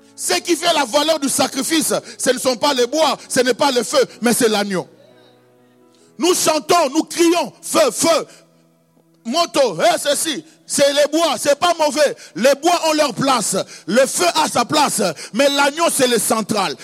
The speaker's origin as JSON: {"language": "French", "town": "Kisangani", "region": "Tshopo", "country": "DR Congo", "said": "Chez nous, à Kisangani"}